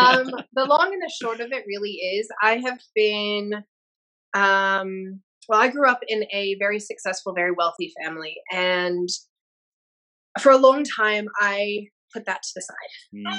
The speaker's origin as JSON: {"language": "English", "town": "Chicago", "region": "Illinois", "country": "United States", "also_born_or_lived": "Sydney", "moved": "yes", "lives_now": "Denver, United States", "said": "my random accent. I'm originally from Chicago, but I've lived in Australia for 15 years, Sydney, and now I'm in Denver for about 3 years."}